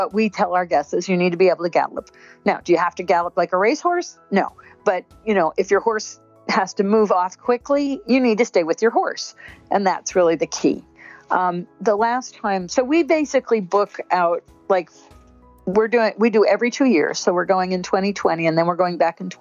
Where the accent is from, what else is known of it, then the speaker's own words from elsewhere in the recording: United States; as an American